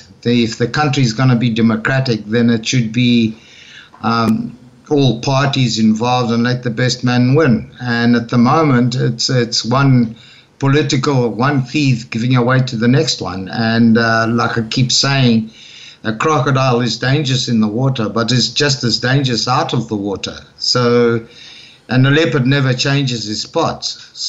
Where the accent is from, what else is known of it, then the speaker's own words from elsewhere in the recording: Madeira, Portugal; born there; also born or lived in Zimbabwe; And because I was born in Madeira, I'm a Portuguese citizen, so I came to Portugal